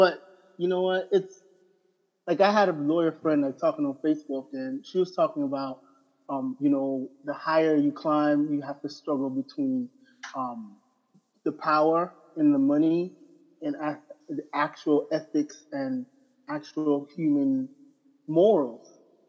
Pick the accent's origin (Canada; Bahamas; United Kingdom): Bahamas; Abaco; I'm originally from Abaco, Bahamas.